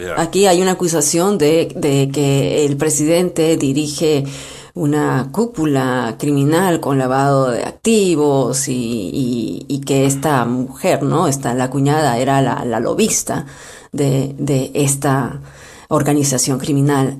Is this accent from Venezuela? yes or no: no; Peru; como peruanos